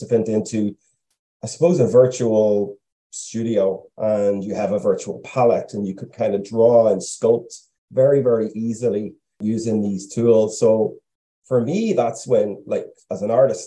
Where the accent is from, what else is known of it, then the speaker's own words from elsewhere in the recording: Lurgan, Northern Ireland, United Kingdom; I was born and raised in Lurgan, County Armagh, back in the late 80s into the 90s.